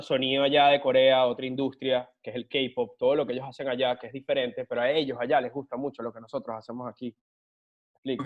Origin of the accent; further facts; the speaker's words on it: Caracas, Capital District, Venezuela; moved away as an adult; now in Miami, United States; me gradué allá en Venezuela, en Caracas